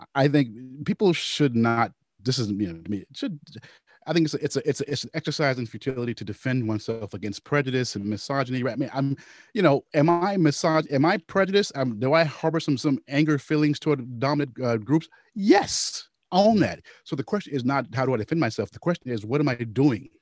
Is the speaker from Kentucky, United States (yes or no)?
yes; Louisville, Kentucky, United States; my hometown, Louisville